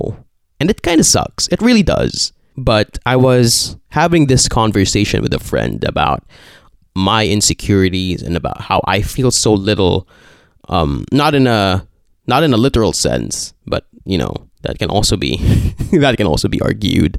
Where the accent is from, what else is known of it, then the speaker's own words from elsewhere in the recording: Philippines; I'm Filipino.